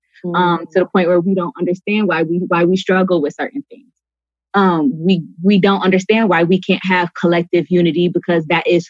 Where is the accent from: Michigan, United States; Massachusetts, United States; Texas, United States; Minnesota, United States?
Michigan, United States; Detroit; I'm from Detroit.